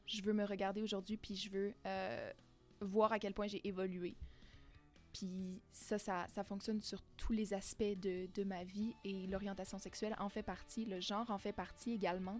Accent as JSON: {"language": "French", "area": "Témiscamingue", "region": "Quebec", "country": "Canada", "tie": "born or raised there", "said": "moi j'ai grandi au Témiscamingue, euh, dans une petite maison de la campagne"}